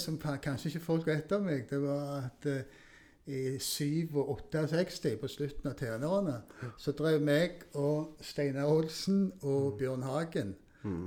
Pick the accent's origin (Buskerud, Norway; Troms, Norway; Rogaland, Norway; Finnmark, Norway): Rogaland, Norway; Stavanger; det var der jeg vokste opp